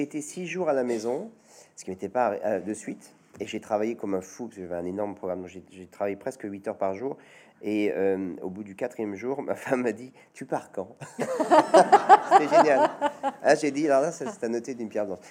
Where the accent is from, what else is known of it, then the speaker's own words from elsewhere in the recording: Chambéry, Auvergne-Rhône-Alpes, France; à Chambéry, dans ma ville natale